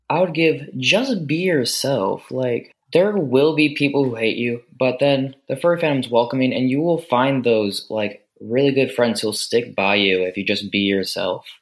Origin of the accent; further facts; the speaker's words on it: United States; I am from the United States.